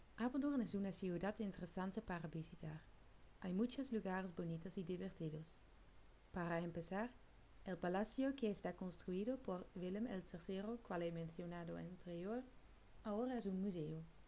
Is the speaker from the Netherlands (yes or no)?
yes; Netherlands; Spanish is a second language; moved away as an adult; now in Murcia, Spain; soy una chica holandesa